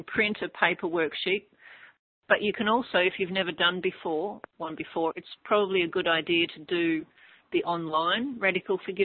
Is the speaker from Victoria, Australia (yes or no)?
yes; Melbourne, Victoria, Australia; moved away; Melbourne, my hometown